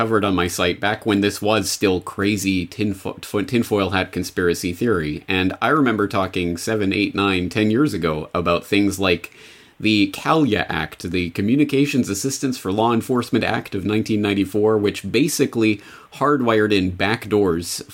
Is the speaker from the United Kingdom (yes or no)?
no; Canada; moved away as an adult; now in Japan; I'm a Canadian who's been living in Japan for 14 years now